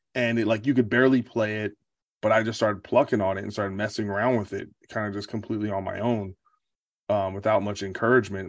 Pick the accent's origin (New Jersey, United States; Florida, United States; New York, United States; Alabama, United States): New Jersey, United States; growing up around Jersey